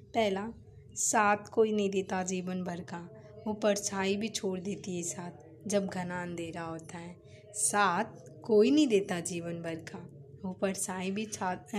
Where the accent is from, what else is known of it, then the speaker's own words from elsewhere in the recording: Mumbai, Maharashtra, India; मैं मुंबई से बिलोंग करती हूँ मैं मुंबई शहर की रहने वाली हूँ